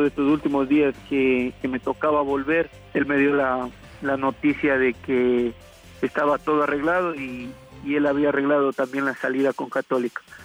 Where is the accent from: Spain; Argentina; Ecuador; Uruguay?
Ecuador; reached via Cuenca, Azuay; moved away; yo volví a Cuenca para venir a mi pueblo